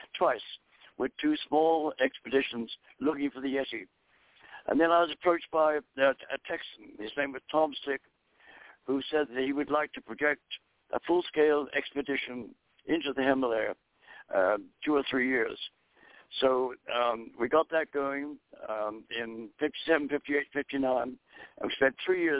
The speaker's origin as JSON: {"language": "English", "country": "Ireland", "tie": "born or raised there", "also_born_or_lived": "Dublin, Ireland / North Bengal, India", "moved": "as an adult", "lives_now": "United States", "said": "I was born in Dublin, Ireland, and we moved to the country when I was 5 years old. I was brought up in the Irish countryside"}